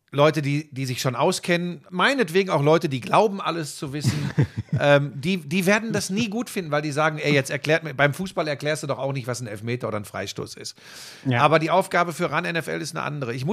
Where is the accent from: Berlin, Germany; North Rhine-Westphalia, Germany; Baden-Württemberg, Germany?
North Rhine-Westphalia, Germany; Hagen; Übrigens Eintracht Hagen in der zweiten Liga, meine Heimatstadt Hagen, die, äh, die fegen da ganz gut durch die Gegend, glaube ich.